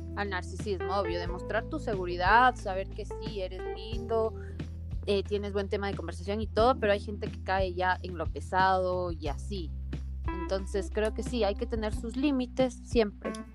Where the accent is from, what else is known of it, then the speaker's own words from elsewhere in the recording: Ecuador; Nosotros no tenemos acento, según nosotros, según los ecuatorianos